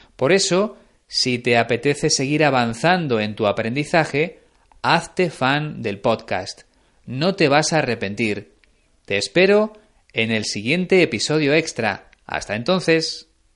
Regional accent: Spain; mi país

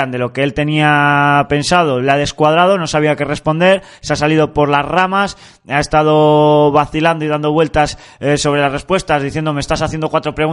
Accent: Santander, Cantabria, Spain; para mí este alcalde gobierna para los santanderinos no cántabros, y yo soy santanderino cántabro y por lo tanto le sufro.

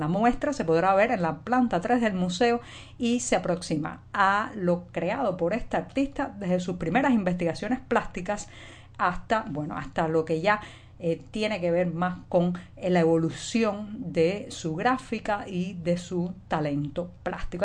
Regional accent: Cuba; cubana, periodista, ciudadana

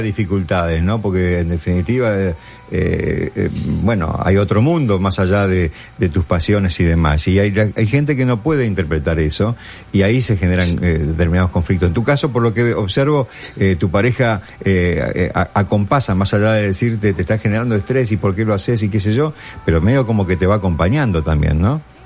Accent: Argentina; now in New York, United States; Nosotros los argentinos, aún estando acá

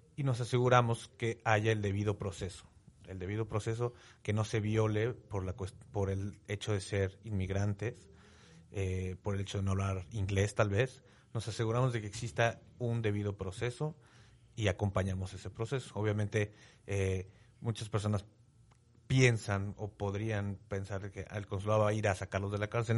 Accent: Mexico

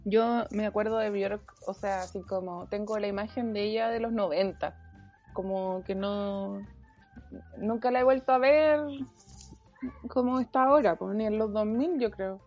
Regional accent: Iquique, Tarapacá, Chile; moved away; una iquiqueña, una clase media baja, huérfana, que se ganó una beca en la Chile

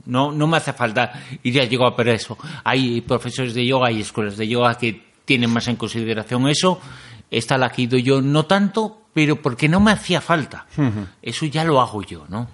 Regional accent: Galicia, Spain; Yo como soy gallego

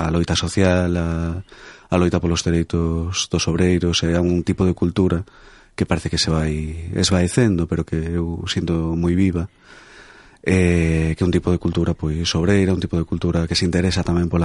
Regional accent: Ferrol, Galicia, Spain; a reivindicarme como, como Ferrolán

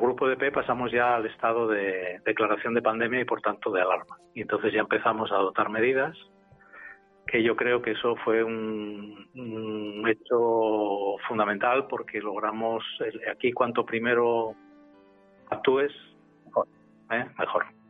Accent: Gijón, Asturias, Spain; nací en Gijón y nací en el año 1957

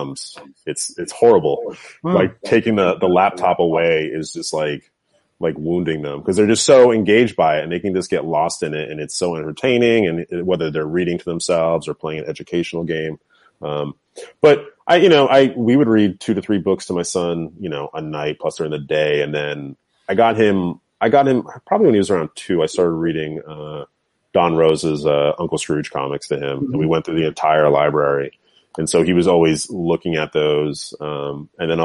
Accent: New England, United States; also born or lived in New York; now in Los Angeles, United States; I grew up in New England

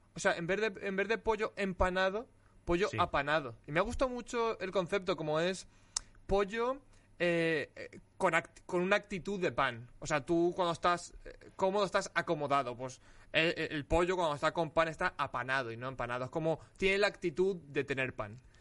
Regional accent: Alicante, Valencian Community, Spain; soy de Alicante y, yo no conozco la nieve

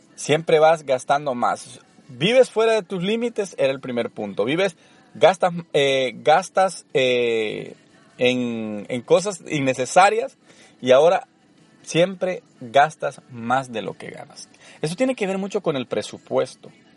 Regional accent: El Salvador; moved away as an adult; also born or lived in Orange, California; now in United States; Soy originario de El Salvador, tengo viviendo en Estados Unidos más de una década

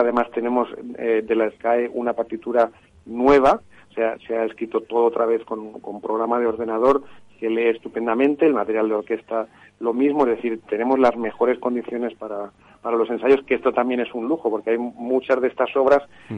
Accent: Madrid, Community of Madrid, Spain; siendo madrileño

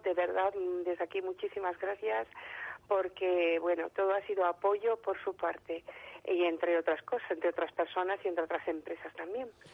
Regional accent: Madrid, Community of Madrid, Spain; now in Gran Canaria, Spain; soy madrileña

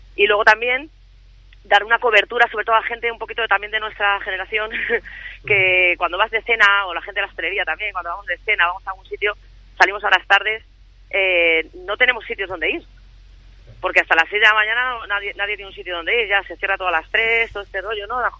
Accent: Madrid, Community of Madrid, Spain; somos las dos madrileñas

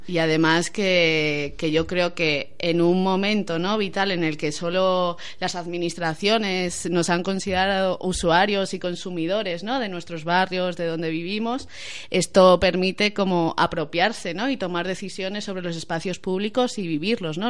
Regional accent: Madrid, Community of Madrid, Spain; yo soy de Tetuán

